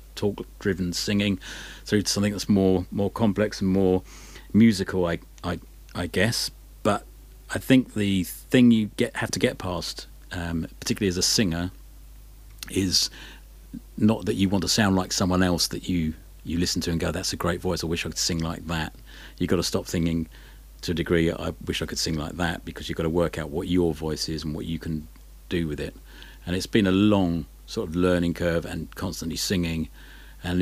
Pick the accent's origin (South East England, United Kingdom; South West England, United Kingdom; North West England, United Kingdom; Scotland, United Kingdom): South East England, United Kingdom; Isle of Sheppey, Kent; now in Brighton, United Kingdom; where I grew up, I grew up on the Isle of Sheppey, and it's a little bit out on a limb there. It's in the Thames estuary. It's on the Kent coast